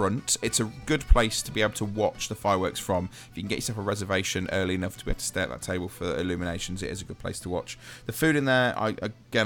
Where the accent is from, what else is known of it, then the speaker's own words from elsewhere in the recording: United Kingdom; being British